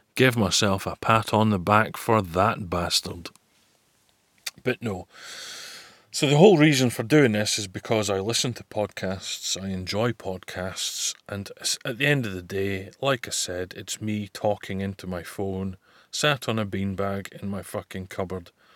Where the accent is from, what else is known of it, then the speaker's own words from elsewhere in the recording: Scotland, United Kingdom; also born or lived in Buckie; fit like is a phrase I'm well familiar with, being Scottish